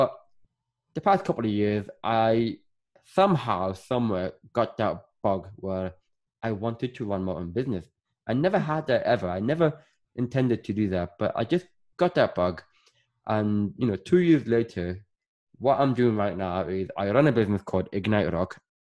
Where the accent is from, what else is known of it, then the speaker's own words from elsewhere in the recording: Northern Ireland, United Kingdom; also born or lived in Sudan / Scotland / England; I was born in Sudan and I grew up in Northern Ireland, but I lived in Scotland. I lived in England. And that, you know, is why my accent is just all over the place.